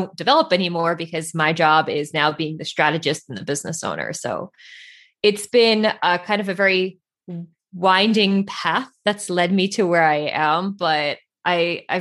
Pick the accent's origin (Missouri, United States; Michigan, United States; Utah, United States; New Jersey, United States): New Jersey, United States; Central; So I grew up in New Jersey, about an hour outside of New York City. So like, I would say like Central Jersey